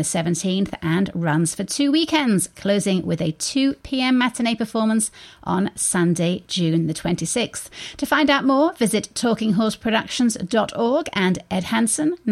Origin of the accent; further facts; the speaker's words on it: United Kingdom; now in United States; being a Brit